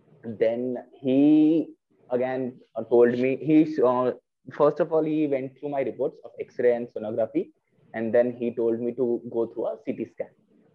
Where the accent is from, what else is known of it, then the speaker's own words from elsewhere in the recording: Vadodara, Gujarat, India; I'm from Vadodara basically.